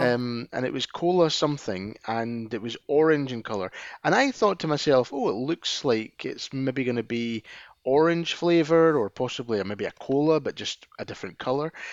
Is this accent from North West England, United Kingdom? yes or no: no; Scotland, United Kingdom; being a Scotsman